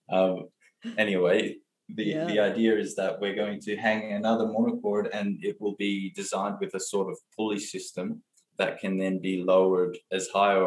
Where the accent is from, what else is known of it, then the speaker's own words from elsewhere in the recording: Blue Mountains, New South Wales, Australia; I grew up in the Blue Mountains in New South Wales, Australia, and I've been here for my whole life.